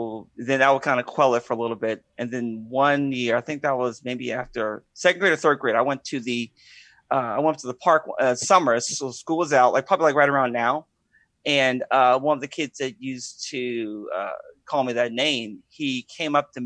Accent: Pittsburgh, Pennsylvania, United States; also born or lived in Washington State; I grew up in Pittsburgh, Pennsylvania

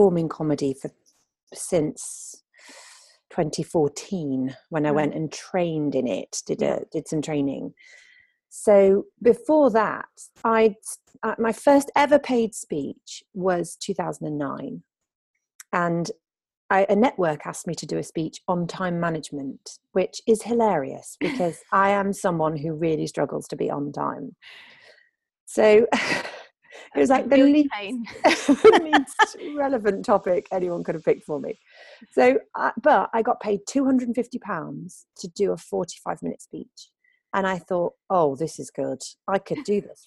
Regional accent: Sheffield, Yorkshire and the Humber, United Kingdom; accent: posh northern; moved away; also born or lived in Devon / London; I decided to move to Devon, which is where I was born, although I was brought up in Sheffield, hence my clearly northern accent.

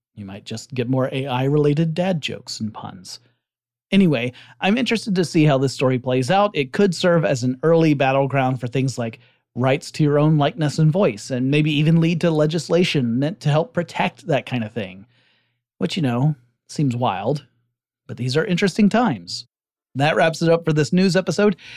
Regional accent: Georgia, United States; based out of Georgia. Uh, not my home state, but rather the Republic over in Eurasia

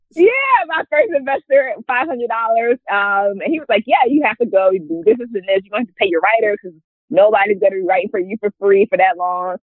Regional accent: Hammond, Louisiana, United States; also born or lived in New Orleans, Louisiana; born and raised in Louisiana. Um, I'm from a smaller city called Hammond, Louisiana.

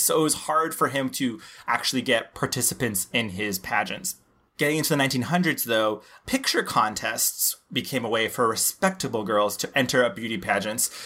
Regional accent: Laredo, Texas, United States; born or raised there

